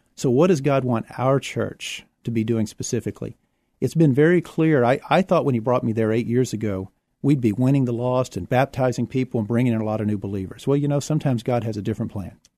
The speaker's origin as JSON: {"language": "English", "town": "Houston", "region": "Texas", "country": "United States", "tie": "born or raised there", "also_born_or_lived": "San Marcos, Texas", "lives_now": "San Antonio, United States", "said": "I was born in Houston"}